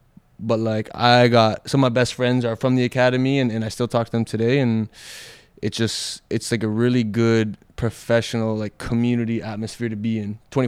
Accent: Toronto, Ontario, Canada; also born or lived in Vancouver, Canada; So I was born in Toronto, and we lived in the Danforth area, Greektown.

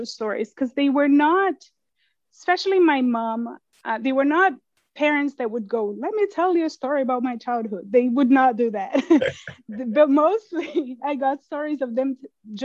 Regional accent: Brasília, Federal District, Brazil; moved away as an adult; now in United States; I grew up in Brasilia, the capital, and I was kind of the first generation-ish born there

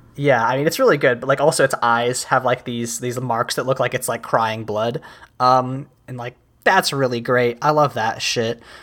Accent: United States; I am an American

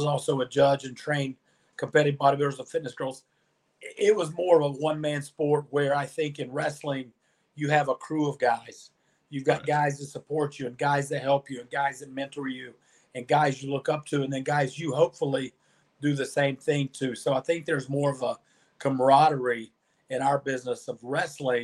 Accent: the Carolinas, United States; As a young kid, I grew up in the Carolinas in the 80s.

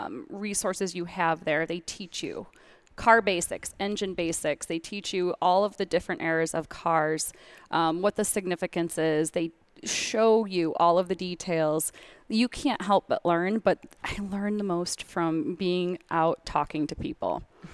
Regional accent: Michigan, United States; Traverse City. Well, near Traverse City, but yeah, northern Michigan area.

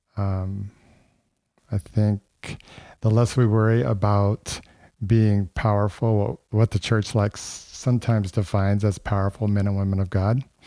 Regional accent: Texas, United States; I'm from Texas.

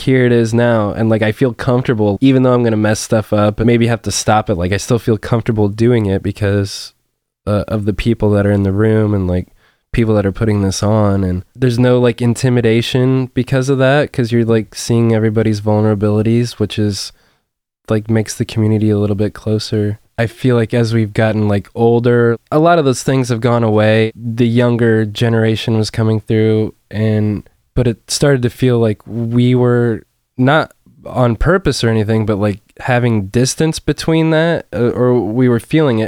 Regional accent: Forrest, Illinois, United States; I grew up in Forest

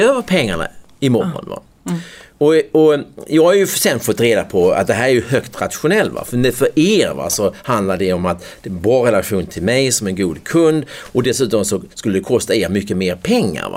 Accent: United States; also born or lived in Skåne; now in Sweden; jag förväntade mig som amerikan

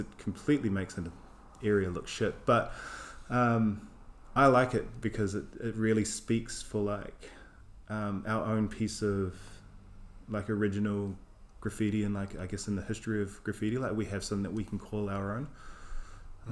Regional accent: New Zealand; now in London, United Kingdom; I'm from Aotearoa, New Zealand.

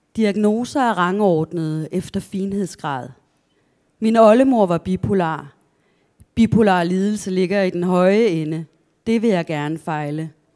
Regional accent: a village outside Kolding, Southern Denmark, Denmark; also born or lived in Askov, Denmark; vi flyttede senere til en landsby langt, langt ude på landet, øh, uden for Kolding

